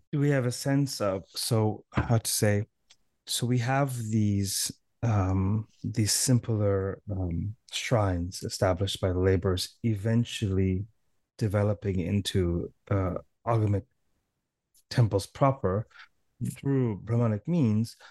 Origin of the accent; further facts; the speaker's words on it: Toronto, Ontario, Canada; I'm from Toronto